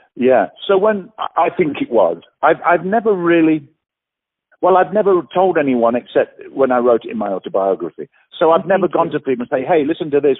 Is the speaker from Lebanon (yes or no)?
no; England, United Kingdom; moved away; also born or lived in Australia; I'm English